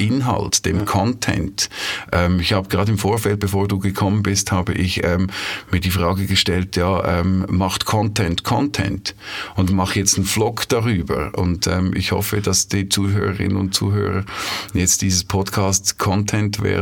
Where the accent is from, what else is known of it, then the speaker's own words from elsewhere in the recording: Switzerland; accent: Swiss; Das ist ja unseren, unser Schweizer Akzent, der ist ja niedlich, aber äh, es ist auch gut, wenn man ihn ein- und ausschalten kann.